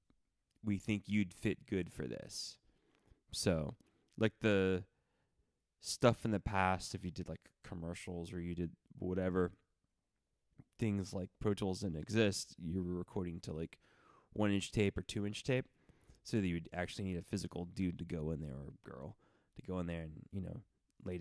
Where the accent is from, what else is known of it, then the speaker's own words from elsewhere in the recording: Broward County, Florida, United States; my mom enlisted me in Broward County, where I grew up in Florida